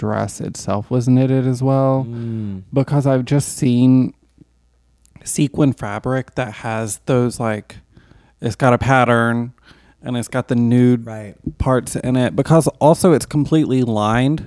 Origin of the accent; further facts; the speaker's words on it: the South, United States; I'm from the South